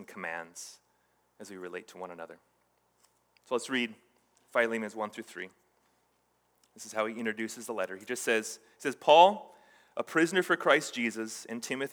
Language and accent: English; Hawaii, United States; I grew up in Hawaii, and there's this Hawaiian kind of Asian islander culture that I grew up